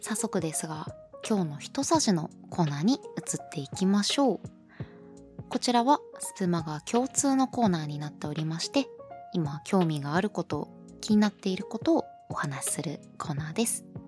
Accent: eastern Japan, Japan; 東の人間なので

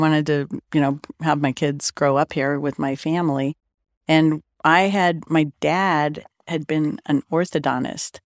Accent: Denver, Colorado, United States; I grew up kind of in South Denver.

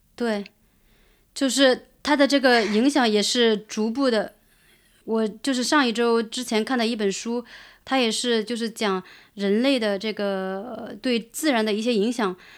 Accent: Fankuai Town, Sichuan, China; moved away; 我在那个，呃，房块

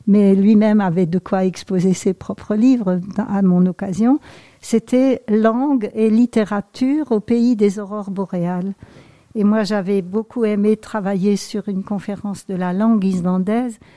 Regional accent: Grand Est, France; accent: Alsatian; Oui, bon, euh, avec mon petit accent alsacien peut-être.

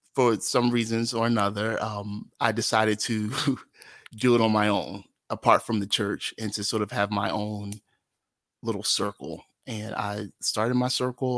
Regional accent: Atlantic City, New Jersey, United States; born or raised there; moved away as an adult; also born or lived in Brigantine, New Jersey / Philadelphia, Pennsylvania

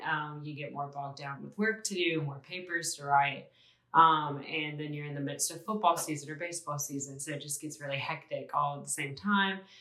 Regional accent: Ocean Springs, Mississippi, United States; I'm a senior from Ocean Springs, Mississippi

